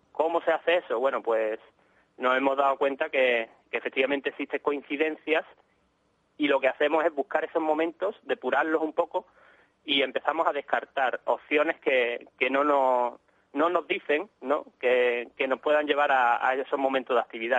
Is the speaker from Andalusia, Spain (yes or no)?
yes; Málaga, Andalusia, Spain; somos de Málaga, pero íbamos mucho a la zona de Cádiz